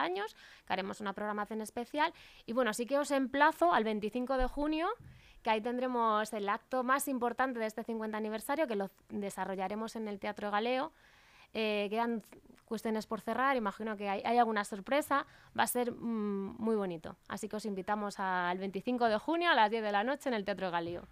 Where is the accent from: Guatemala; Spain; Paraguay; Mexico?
Spain; Asturias; moved away as an adult; also born or lived in Madrid; now in Leganés, Spain; yo soy asturiana, mi formación ha sido en Asturias